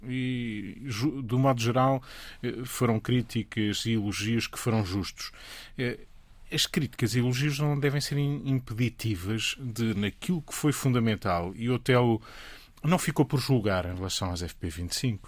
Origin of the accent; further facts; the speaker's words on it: Portugal; Eu, enquanto português